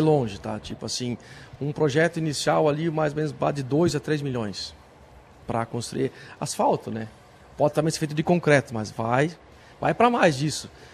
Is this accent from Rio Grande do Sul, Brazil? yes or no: yes; Salvador do Sul, Rio Grande do Sul, Brazil; natural de Salvador do Sul, uma cidade pequena